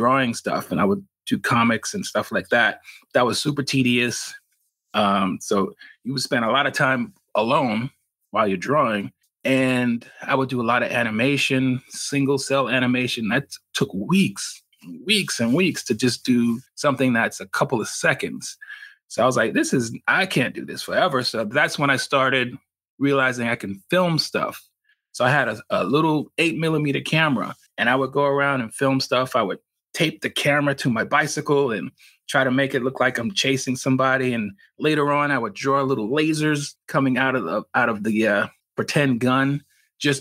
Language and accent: English; New York City, New York, United States; I'm from Harlem, New York. I was raised in Harlem